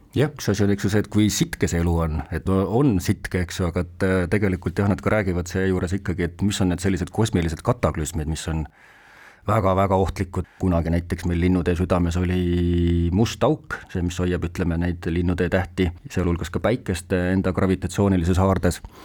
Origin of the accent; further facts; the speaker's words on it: Sonda, Ida-Viru County, Estonia; ma ise olen Virumaalt pärit, siis Sondast olen ma pärit